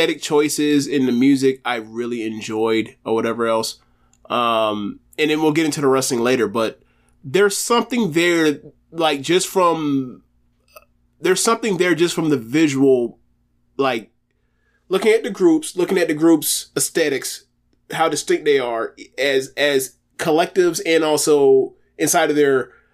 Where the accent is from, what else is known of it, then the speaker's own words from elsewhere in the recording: United States; We're American